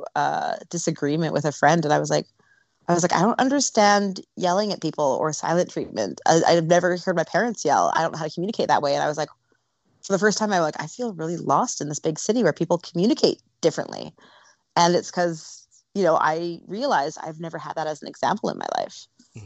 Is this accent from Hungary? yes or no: no; Canada; moved away as an adult; now in Los Angeles, United States; Growing up in Canada was amazing. I'm a West Coast girl, always have been.